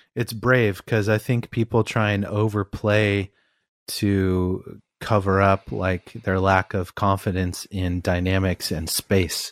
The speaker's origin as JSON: {"language": "English", "town": "Albany", "region": "Oregon", "country": "United States", "tie": "born or raised there", "also_born_or_lived": "East Coast, United States", "said": "I grew up in Albany, Oregon"}